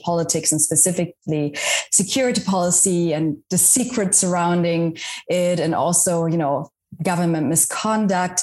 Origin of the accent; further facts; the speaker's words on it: West Germany, Germany; English is a second language; moved away as an adult; also born or lived in Washington, D.C.; now in United States; I grew up in Germany as well, but in West Germany